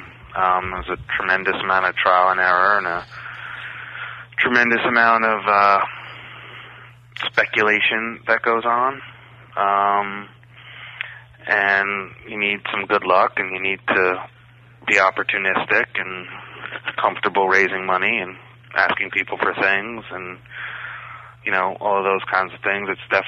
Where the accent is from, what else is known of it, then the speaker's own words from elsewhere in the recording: Bronx, New York, United States; See, I'm from the Bronx, and the only horses I knew had policemen on them.